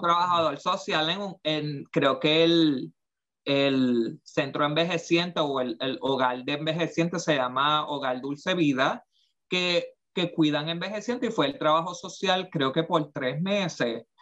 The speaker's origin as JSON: {"language": "Spanish", "town": "Aibonito", "country": "Puerto Rico", "tie": "born or raised there", "moved": "yes", "said": "yo creciendo en Hay Bonito"}